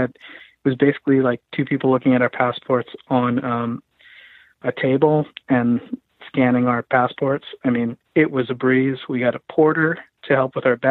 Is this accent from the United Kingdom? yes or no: no; Philippines; I'm Filipino